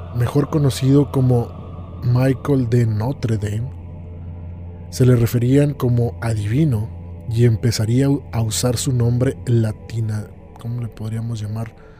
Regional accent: Monterrey, Nuevo León, Mexico; Aún en México, mi ciudad natal Monterrey

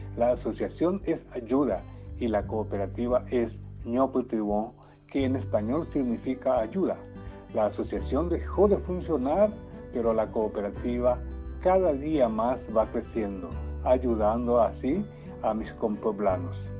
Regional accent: Yataity del Norte, Guairá, Paraguay; first language Guarani; Spanish is a second language; cuando niño solo hablaba guaraní en mi entorno familiar

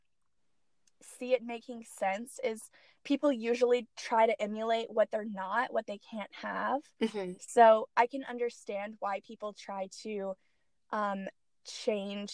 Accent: the American South, United States; I grew up in the American South

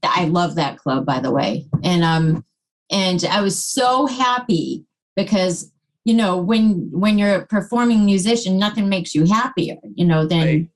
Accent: Plymouth, Massachusetts, United States; In Plymouth

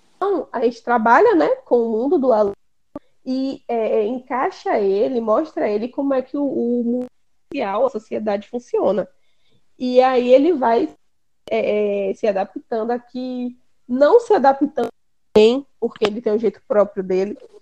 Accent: Brazil; aqui a gente tem a mania como brasileiro de falar, de passar para frente

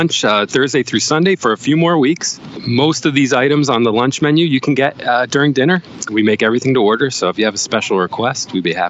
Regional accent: New Jersey, United States; now in Rhode Island, United States; I've been in Rhode Island about 20 years, 25 years. I'd never heard of a stuffie till I moved up here from New Jersey.

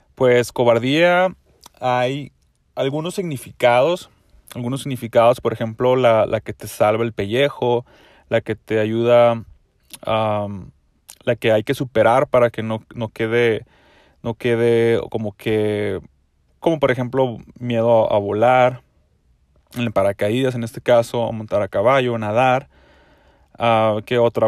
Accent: Mexico; yo soy mexicano y en México

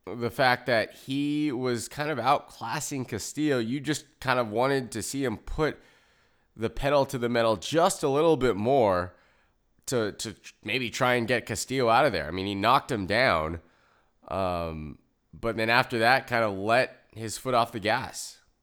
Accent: United States; I'm American

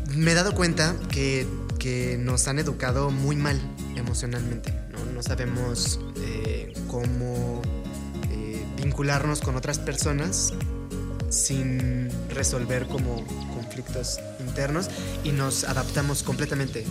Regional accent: Torreón, Coahuila, Mexico; somos de, de Torreón

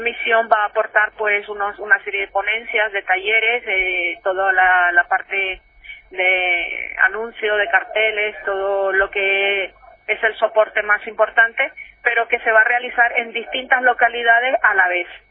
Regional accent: Nicaragua; now in Spain; yo soy de Nicaragua y estudié en un colegio

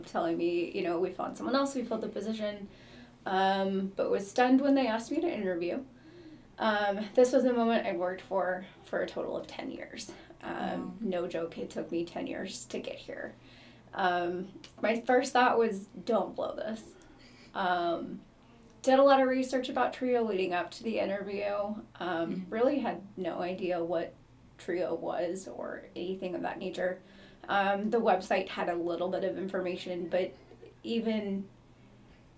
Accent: Oklahoma, United States; moved away as an adult; now in Missouri, United States; I'm from Oklahoma, born and raised, came to Missouri for college

